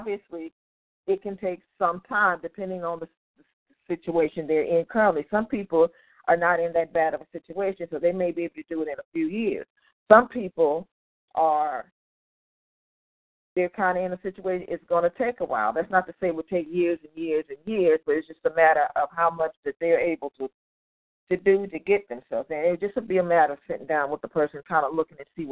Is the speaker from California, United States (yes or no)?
yes; Compton, California, United States; now in Inland Empire, United States; I grew up in Compton, but I currently live in the Inland Empire